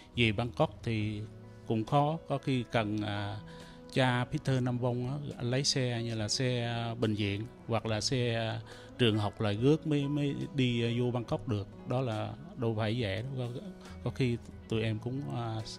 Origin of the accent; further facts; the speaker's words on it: Trà Cú, Trà Vinh, Vietnam; also born or lived in Cambodia / Thailand; now in Toronto, Canada; tôi là người Việt Nam sinh đẻ ở à, Việt Nam à, ở ấp Bà Côi xã Đông Châu huyện Trà Cú tỉnh Trà Vinh rồi tôi tôi vượt biên từ Trà Vinh qua à, Campuchia rồi sang à, qua Thái Lan